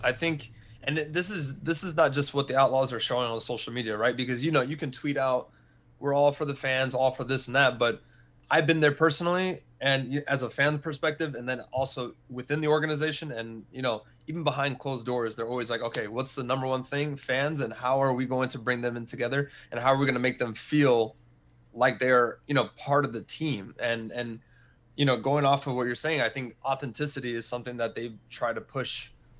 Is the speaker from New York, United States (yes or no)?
no; Texas, United States; also born or lived in Wichita Falls / Austin / San Antonio; But Texas is one of the places that I lived the most and where I was born. So I was born in Wichita Falls, so up north.